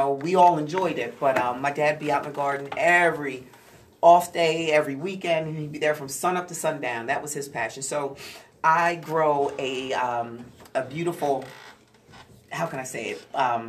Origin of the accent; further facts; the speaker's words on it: Camden, New Jersey, United States; I grew up in East Camden